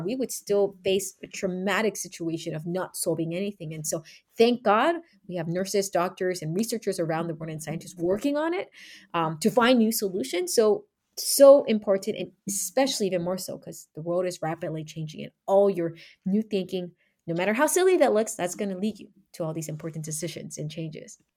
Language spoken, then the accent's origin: English; United States; Being Asian American